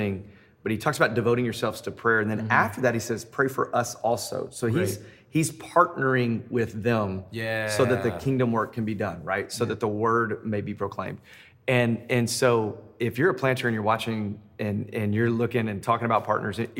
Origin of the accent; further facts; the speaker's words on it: Memphis, Tennessee, United States; now in Denver, United States; so I'm in Denver, Colorado. I'm originally from Memphis